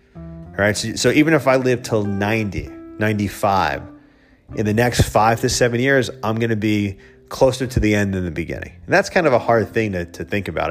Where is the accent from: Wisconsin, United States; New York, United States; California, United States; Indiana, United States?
New York, United States; Dix Hills; I grew up in Dix Hills on Long Island.